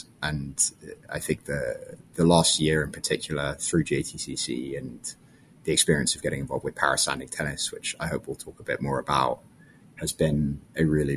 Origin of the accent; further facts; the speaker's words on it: London, United Kingdom; moved away as an adult; also born or lived in South Africa; now in United States; I grew up in London and moved to the United States for college when I was 18